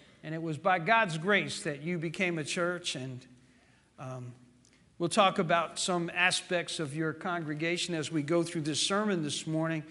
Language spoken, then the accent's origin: English; New Jersey, United States; also born or lived in Memphis, Tennessee; now in Chattanooga, United States; my father abandoned my family when I was four, so he put us on a train to send us up to New Jersey, and then later I came back to Tennessee. I was born in Memphis, but came back and have lived in Chattanooga now for the last 50 years